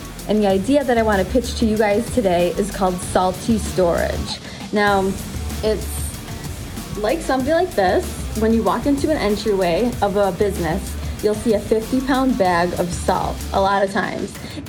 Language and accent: English; Buffalo, New York, United States; I'm from Buffalo, New York